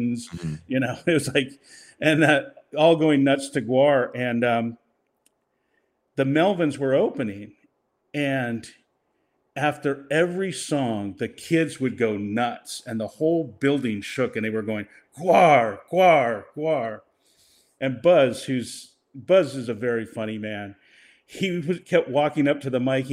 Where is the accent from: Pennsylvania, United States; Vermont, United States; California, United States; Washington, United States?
Washington, United States; Seattle; now in Los Angeles, United States; I grew up in Seattle